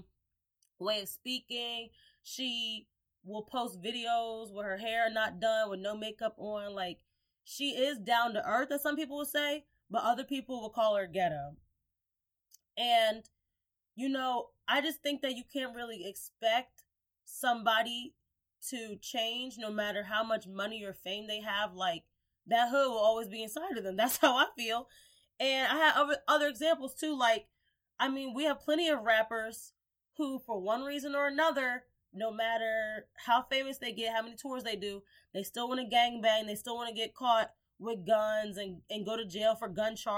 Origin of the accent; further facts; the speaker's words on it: Gary, Indiana, United States; moved away; I was born and raised in Gary, Indiana